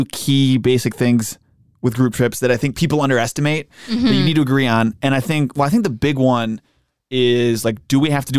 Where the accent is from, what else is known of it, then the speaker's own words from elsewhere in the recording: Western New York, United States; I am from the Western New York area.